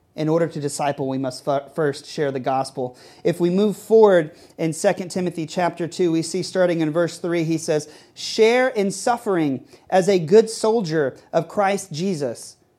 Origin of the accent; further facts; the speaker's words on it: Texas, United States; now in New York City, United States; I grew up playing baseball in Texas